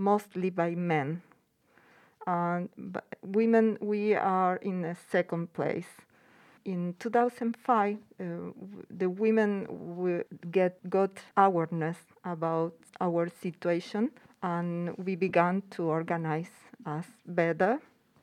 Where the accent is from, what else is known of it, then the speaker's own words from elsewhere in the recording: Argentina; English is a second language; now in Spain; I came from Argentina